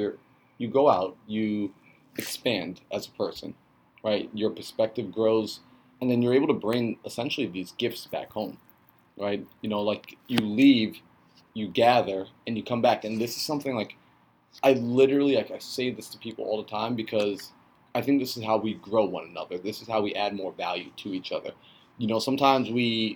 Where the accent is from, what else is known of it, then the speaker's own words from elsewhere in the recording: New York, United States; we're from New York